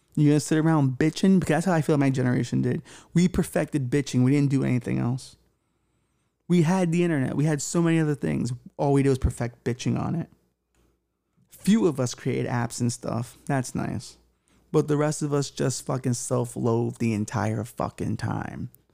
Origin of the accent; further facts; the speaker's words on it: New York, United States; I was from here and it mattered to me and it was my home